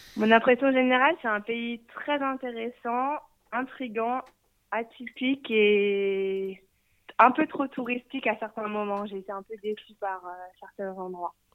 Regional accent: France; moved away as an adult; now in Canada; je suis française, mais je vis au Canada depuis deux ans et demi

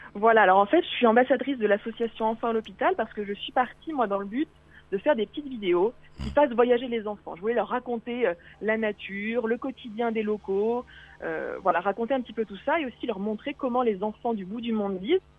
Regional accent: Auvergne-Rhône-Alpes, France; moved away; moi, je suis je suis d'Auvergne, donc dans mon Auvergne oh natale

